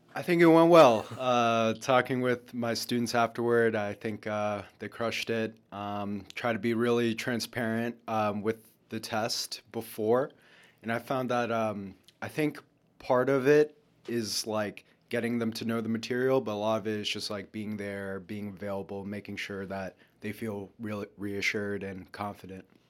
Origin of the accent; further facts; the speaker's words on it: Lawrence, Massachusetts, United States; moved away; Lawrence, my hometown, is very much an immigrant city